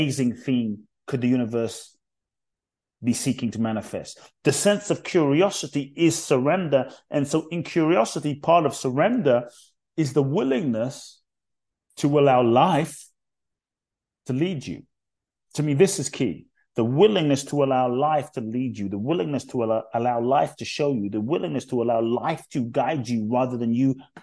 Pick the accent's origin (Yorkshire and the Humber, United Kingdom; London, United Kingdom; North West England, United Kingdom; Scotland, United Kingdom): London, United Kingdom; born or raised there; accent: UK; also born or lived in Ghana; now in United States